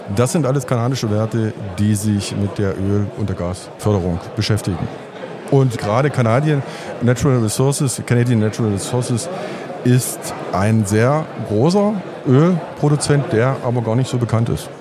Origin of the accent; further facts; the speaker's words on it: Bautzen, Saxony, Germany; ich komme aus Bautzen und bin Zahnarzt mit Interesse für die Börse